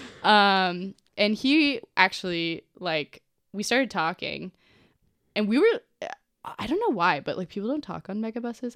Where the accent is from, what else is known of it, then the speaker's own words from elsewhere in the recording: Cincinnati, Ohio, United States; Born in Cincinnati